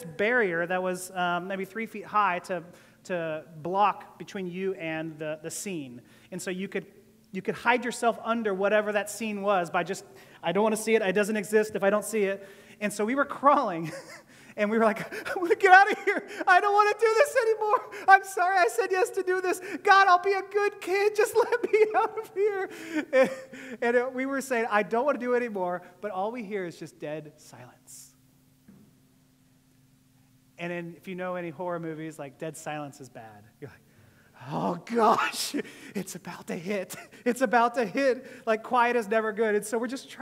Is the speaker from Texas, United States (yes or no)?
yes; Houston, Texas, United States; also born or lived in Columbus, Ohio; I grew up outside of Columbus, Ohio, before we moved down in fifth grade to Houston